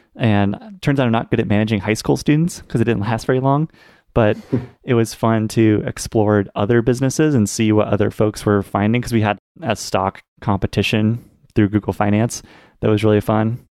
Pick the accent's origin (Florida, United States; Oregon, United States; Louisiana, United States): Oregon, United States; Portland; also born or lived in Pittsburgh, Pennsylvania; I was born and raised in Portland, Oregon.